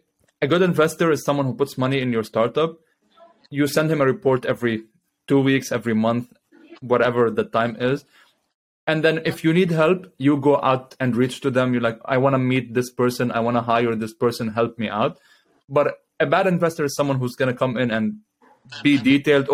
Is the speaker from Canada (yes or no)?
no; Lebanon; now in United States; I'm living in the US. I'm from Lebanon originally.